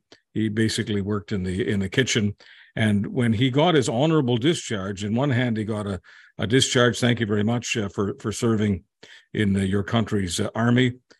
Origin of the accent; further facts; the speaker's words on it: Hungary; born there; I was born in Hungary, August 25th, 1954.